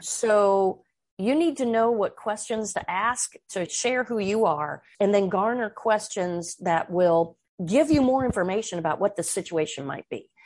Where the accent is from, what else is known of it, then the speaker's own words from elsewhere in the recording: Midwest, United States; moved away as an adult; also born or lived in Washington, D.C.; I grew up in the Midwest where we were taught right is right and wrong is wrong.